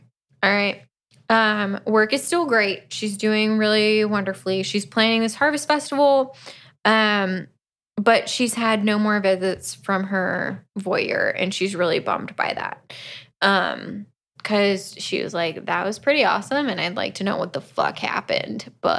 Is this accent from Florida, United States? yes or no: yes; Florida, United States; we're both from Florida.